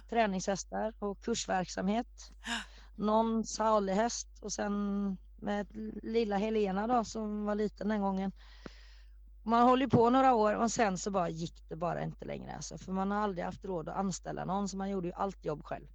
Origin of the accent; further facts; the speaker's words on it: Norway; moved away; Jag är född i Norge